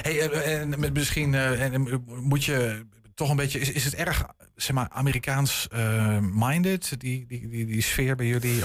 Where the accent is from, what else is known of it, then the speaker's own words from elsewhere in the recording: Netherlands; Ik ben gewoon een Hollander